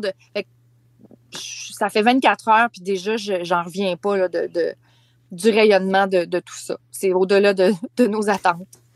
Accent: Charlevoix, Quebec, Canada; moved away; Charlevoix, euh, qui est ma région natale.

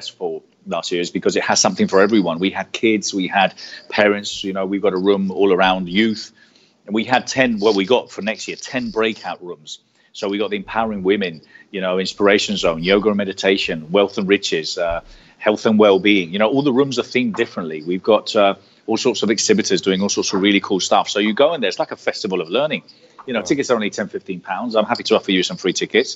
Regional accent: Marbella, Andalusia, Spain; first language Spanish; English is a second language; moved away as an adult; also born or lived in United Kingdom; now in London, United Kingdom; I was born here, but my parents are Spanish. I left here when I was 9, brought up in Spain. I am bilingual. I consider myself Spanish

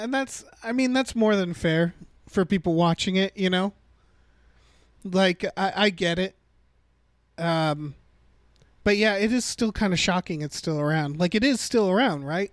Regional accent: United States; I was born in America

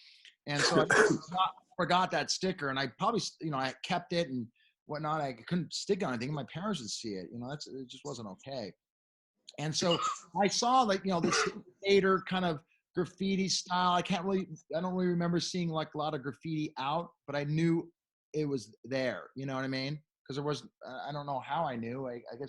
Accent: Beverly Hills, California, United States; if you don't, remember, I am from Beverly Hills.

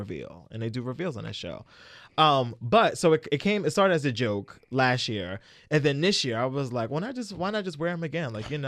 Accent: Brooklyn, New York, United States; I'm from Brooklyn. They killed Biggie.

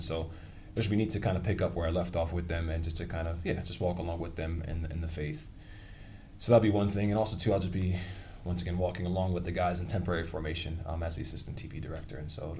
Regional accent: Freeport, New York, United States; I'm from Strong Island, also known as Long Island, Freeport.

